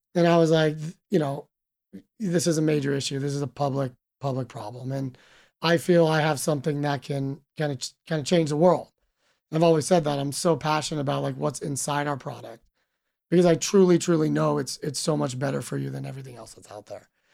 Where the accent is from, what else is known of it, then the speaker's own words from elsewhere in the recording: Reno, Nevada, United States; moved away as an adult; also born or lived in Sydney, Australia; I was born and raised in Reno, Nevada